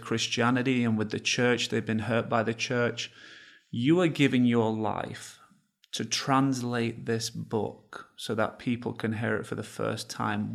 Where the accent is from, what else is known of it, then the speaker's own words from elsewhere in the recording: England, United Kingdom; now in United States; I come from England. I didn't grow up knowing the Lord. I now live in, in America.